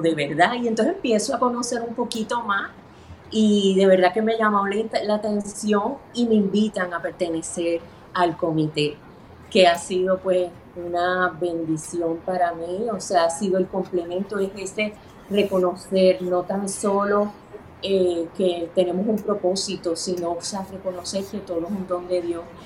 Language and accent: Spanish; Puerto Rico; mis padres son cubanos, pero yo nací aquí en Puerto Rico.